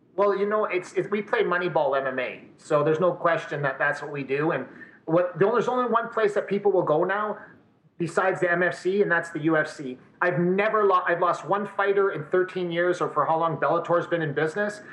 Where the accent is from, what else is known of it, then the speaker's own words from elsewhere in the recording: Windsor, Ontario, Canada; also born or lived in Montreal; now in Edmonton, Canada; I, I, reside in Edmonton, but I'm originally from the Windsor area